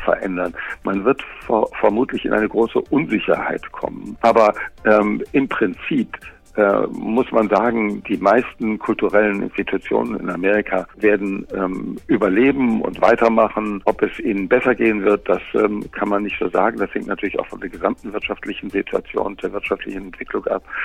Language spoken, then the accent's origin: German; Germany; moved away as an adult; now in Los Angeles, United States; bei uns in Deutschland